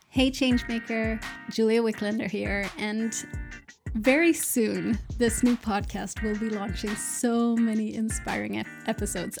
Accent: Sweden; also born or lived in Malmö, Sweden; So I am from Sweden. I'm based in Malmö in the south of Sweden.

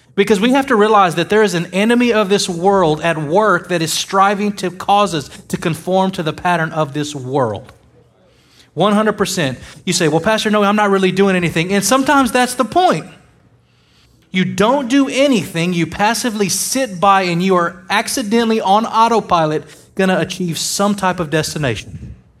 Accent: United States; I am an American

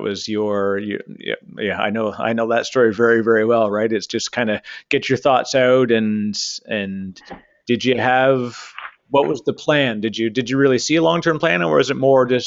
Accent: Canada; I'm a Canadian

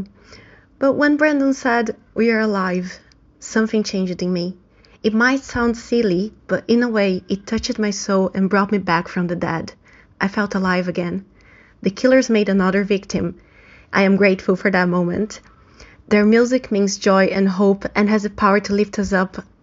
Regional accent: Brazil; now in Ireland; I'm from Brazil, and I live in Ireland.

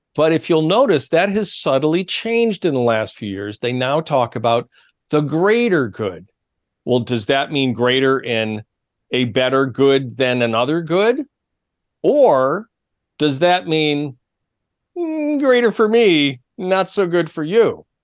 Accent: New York, United States; my home state of new york

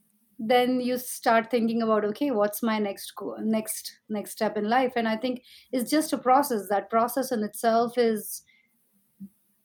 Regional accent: India; growing up in India, things were so competitive

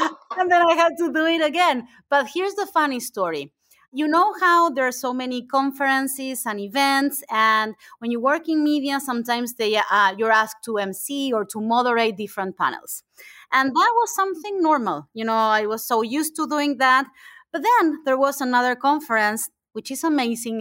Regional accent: Argentina; English is a second language; moved away as an adult; I am from Argentina, I am an immigrant.

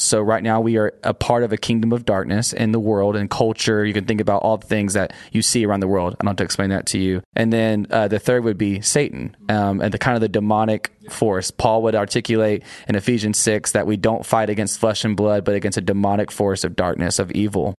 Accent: Union Grove, Texas, United States; I'm a small-town preacher's kid from a East Texas town outside of Longview called Union Grove

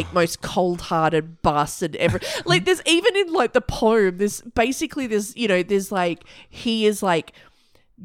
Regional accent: Australia; we're Australian

